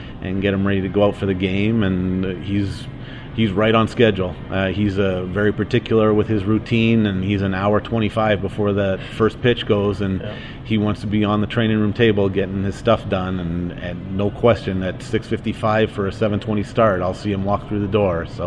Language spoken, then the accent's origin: English; Calgary, Alberta, Canada; we're both from Calgary